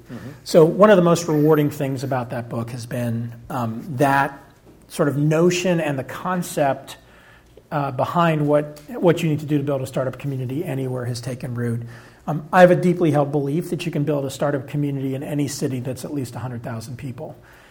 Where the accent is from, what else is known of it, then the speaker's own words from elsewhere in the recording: Arkansas, United States; born there; Nope. I was born in Arkansas.